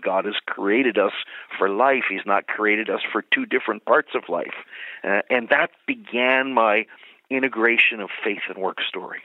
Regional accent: Philadelphia, Pennsylvania, United States; also born or lived in Bethlehem, Pennsylvania; I was born and raised in the Philadelphia area

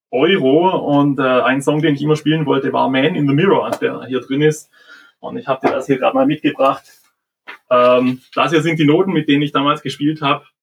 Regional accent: Tuttlingen, Baden-Württemberg, Germany; Ich komme aus Tuttlingen. Das ist ja Richtung Schwarzwald, Bodensee.

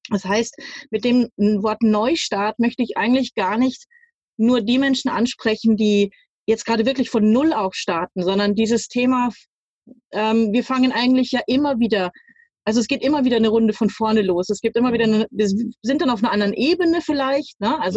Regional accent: Munich, Bavaria, Germany; ich bin zwar nicht in New York oder sowas groß geworden, aber äh, ich bin in München aufgewachsen, geboren und aufgewachsen.

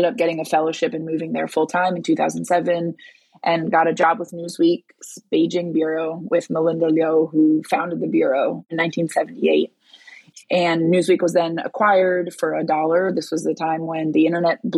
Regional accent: Brazil; I was born in Brazil

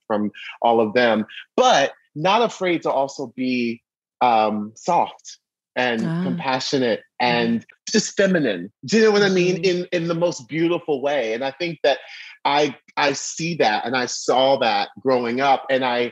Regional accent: Orlando, Florida, United States; also born or lived in Baltimore, Maryland; we are moving down to Orlando, Florida

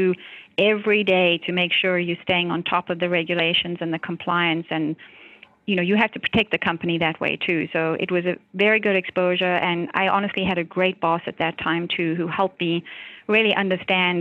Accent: South Africa; now in United States; I grew up in South Africa.

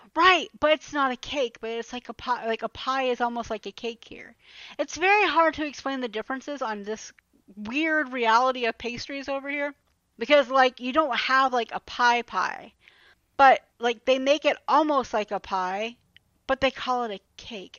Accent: Atlanta, Georgia, United States; growing up in Atlanta. One thing we always had was a Waffle House

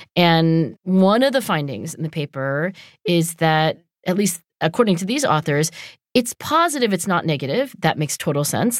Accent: New Jersey, United States; I also lived in New Jersey

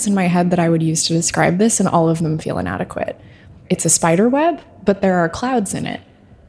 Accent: United States; I was raised in America.

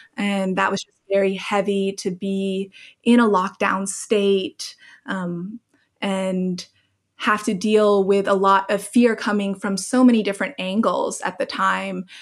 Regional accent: Hong Kong; moved away; also born or lived in Oregon; I grew up in Hong Kong, so I had been through the SARS epidemic there

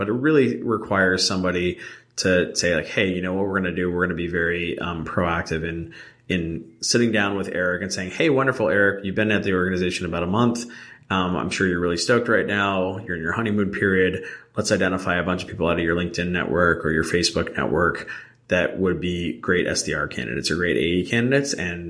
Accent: New Jersey, United States; I'm actually from Jersey, too.

